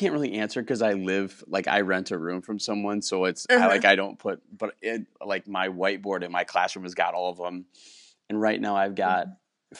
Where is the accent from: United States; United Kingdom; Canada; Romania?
United States; Wisconsin; moved away as an adult; also born or lived in Houston, Texas; I grew up in Wisconsin, lived in Houston for 8 years. And then this is my first year back in Wisconsin.